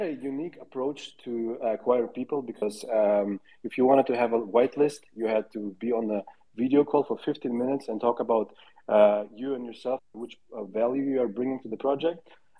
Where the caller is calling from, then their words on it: Lisbon, Portugal; I'm tuning in from Lisbon, Portugal.